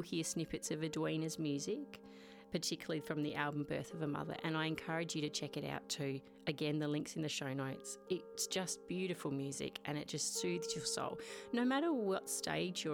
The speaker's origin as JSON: {"language": "English", "town": "Mount Gambier", "region": "South Australia", "country": "Australia", "said": "I'm from Mount Gambier, right down south."}